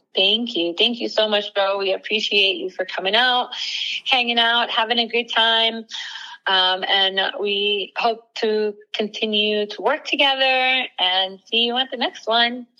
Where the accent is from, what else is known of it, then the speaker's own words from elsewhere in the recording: Miami, Florida, United States; moved away as an adult; both my husband and I are uh, born and raised in Miami